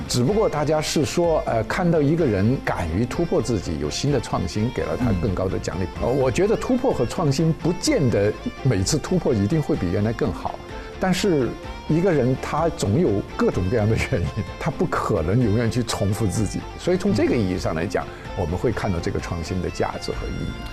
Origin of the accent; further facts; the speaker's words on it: China; 我们中国人